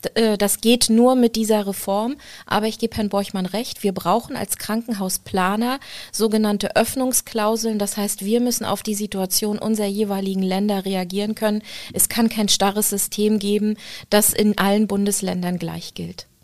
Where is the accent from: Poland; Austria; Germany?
Germany; Rostock, Mecklenburg-Vorpommern; ich bin in Rostock groß geworden